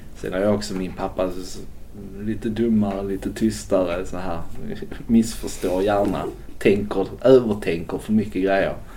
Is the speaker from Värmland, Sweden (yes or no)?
no; Skåne, Sweden; moved away; also born or lived in Gothenburg; Jag växte upp på nittiotalet i Skåne